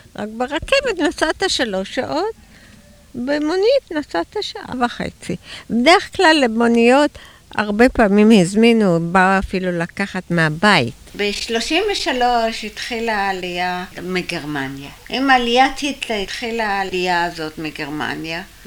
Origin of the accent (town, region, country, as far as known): Tel Aviv, Tel Aviv District, Israel; born or raised there